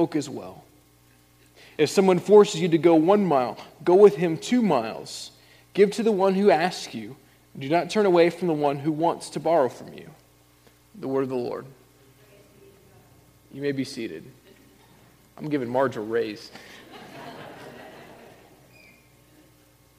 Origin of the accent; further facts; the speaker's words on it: Indiana, United States; moved away as an adult; also born or lived in Illinois; I grew up in Indiana